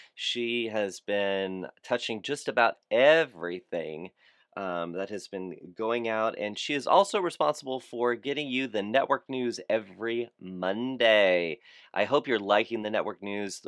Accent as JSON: {"language": "English", "town": "Fort Lauderdale", "region": "Florida", "country": "United States", "tie": "born or raised there", "said": "Fort Lauderdale, Florida, my hometown"}